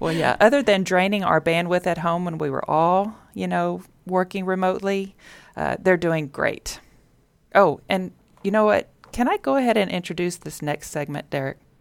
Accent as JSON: {"language": "English", "town": "Richmond", "region": "Texas", "country": "United States", "tie": "born or raised there", "lives_now": "Sugar Land, United States", "said": "I didn't grow up in Sugarland. I grew up in Richmond."}